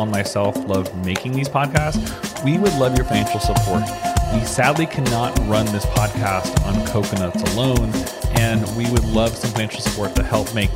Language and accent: English; United States; I'm an American